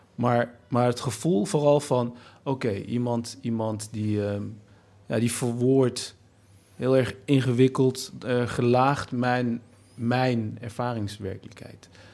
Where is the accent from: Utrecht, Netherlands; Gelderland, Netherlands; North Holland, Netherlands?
Gelderland, Netherlands; Nijmegen; als Turk, Nederlander, Nijmegenaar, geboren in, in, in een achterstandswijk